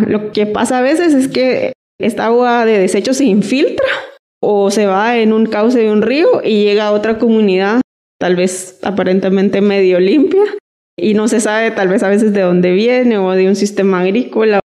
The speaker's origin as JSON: {"language": "Spanish", "country": "Guatemala", "said": "tenemos tanta agua todos como país, como guatemaltecos"}